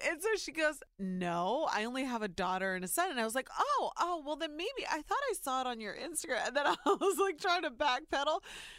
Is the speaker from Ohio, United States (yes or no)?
yes; Ohio, United States; born or raised there